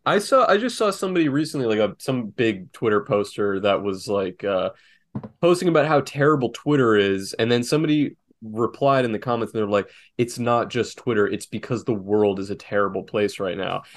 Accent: South Florida, United States; also born or lived in North Carolina; I'm from South Florida and there's a lot of Jews here

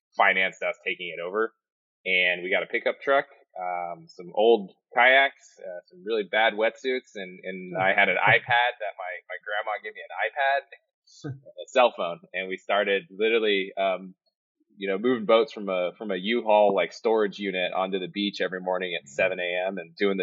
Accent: Modesto, California, United States; moved away as an adult; also born or lived in Oakland, California; now in San Diego, United States; So I was born in Oakland, but I grew up in Modesto, California. So Northern California is about an hour south of Sacramento

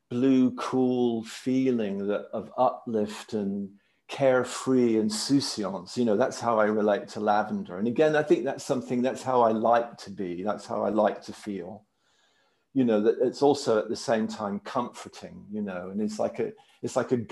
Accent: Maryland, United States; I grew up in Maryland

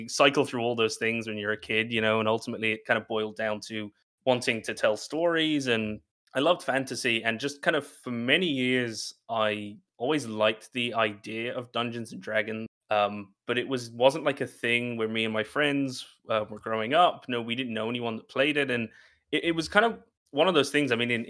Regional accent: Ireland; I work in TTRPGs, like Brock said, writing, editing, streaming, DMing, and I'm from Ireland, but I don't really sound like it if there's any Irish listeners.

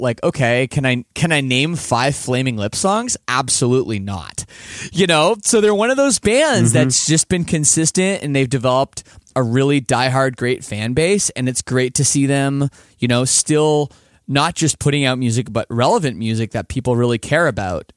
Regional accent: Canada; as a Canadian

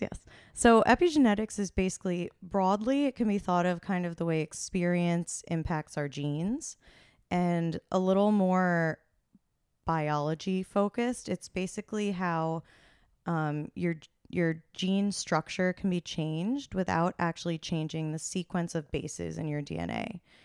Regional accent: Hunterdon County, New Jersey, United States; I am originally from New Jersey.

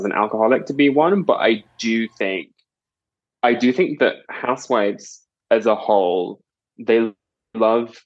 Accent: England, United Kingdom; I'm British from England.

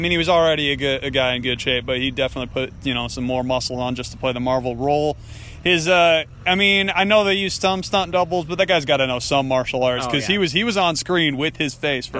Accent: Fremont, United States; I'm from, you know, White Town, Fremont

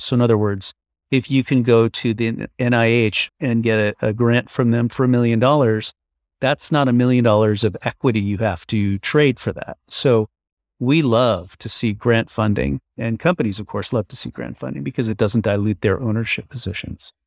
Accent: New York, United States; moved away as an adult; now in San Francisco, United States; originally I'm from New York, but now I live in San Francisco. I've been here for now 20 years

